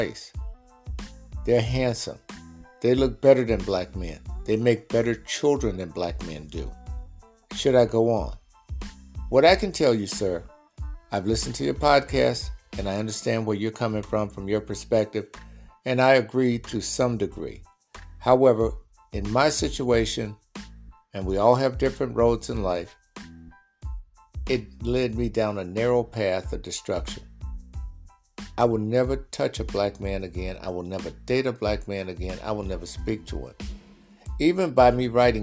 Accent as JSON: {"language": "English", "region": "Mississippi", "country": "United States", "tie": "born or raised there", "said": "At age 60, born and raised in Mississippi"}